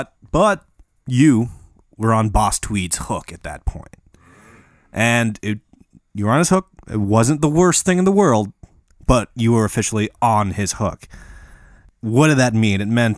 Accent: Midwest, United States; I'm from the Midwest.

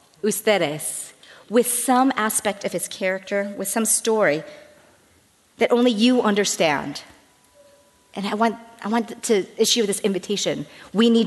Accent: United States; As an American

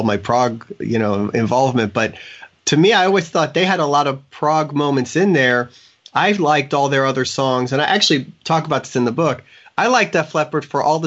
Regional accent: Florida, United States; I've been here my whole life

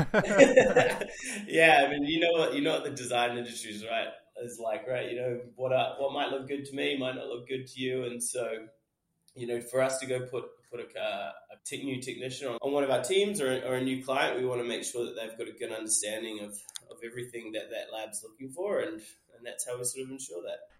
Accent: New Zealand; moved away as an adult; also born or lived in England; I, am from New Zealand. Um, it's where, where, I was born and raised.

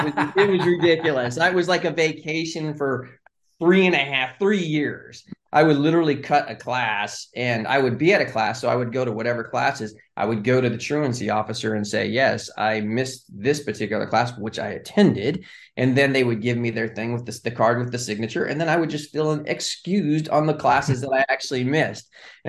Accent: Pasadena, California, United States; And if I had never been born and raised in Pasadena, California, and then that area, there's probably no way I would have ended in the entertainment industry.

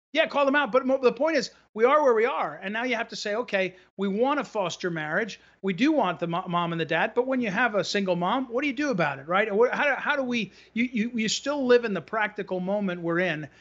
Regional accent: New Jersey, United States; now in Missouri, United States; I grew up in New Jersey actually, so I have that sensibility

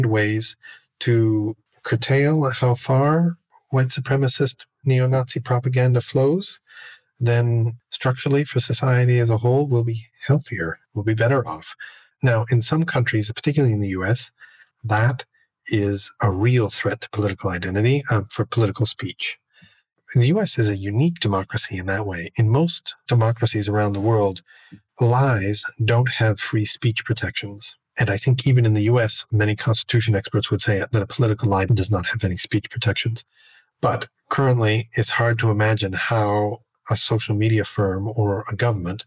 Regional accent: Canada; I'm Canadian

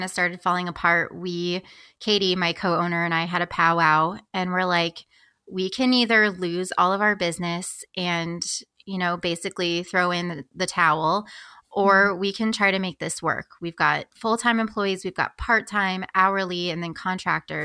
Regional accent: Springfield, Illinois, United States; came back to Springfield, my hometown in Illinois

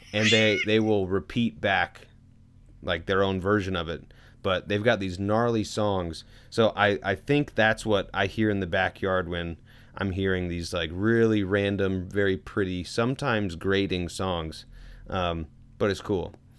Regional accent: Louisville, Kentucky, United States; moved away; I was born in Louisville

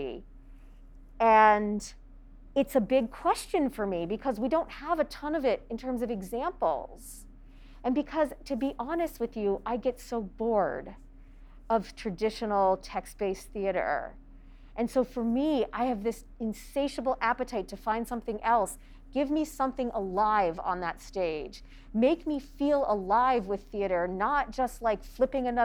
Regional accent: United States; There wasn't a whole lot of physical theater when I was growing up in the United States

